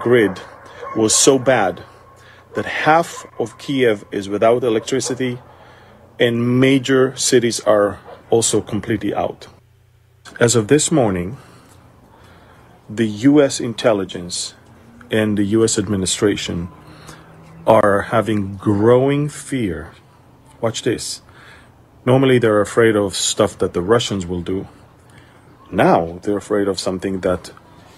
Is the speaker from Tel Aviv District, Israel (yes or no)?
no; Galilee, Northern District, Israel; I'm from Galilee, from Israel.